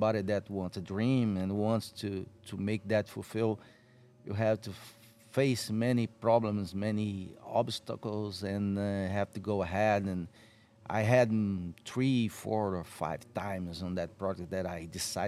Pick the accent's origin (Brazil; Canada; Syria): Brazil; I'm from Brazil.